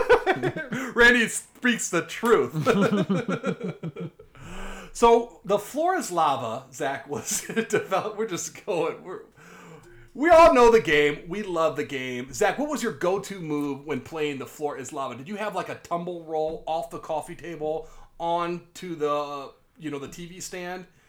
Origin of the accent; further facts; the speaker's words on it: Davenport, Iowa, United States; I'm from Davenport, too.